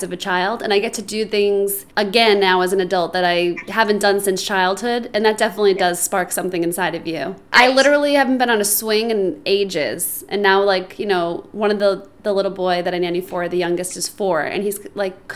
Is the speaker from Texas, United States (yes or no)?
no; Boston, Massachusetts, United States; moved away as an adult; now in Los Angeles, United States; I'm from Boston and lived there for, you know, 20 plus years